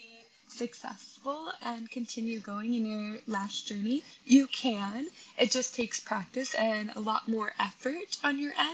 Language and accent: English; Queen Creek, Arizona, United States; moved away as an adult; also born or lived in Alaska; I was born and raised in Arizona, in Queen Creek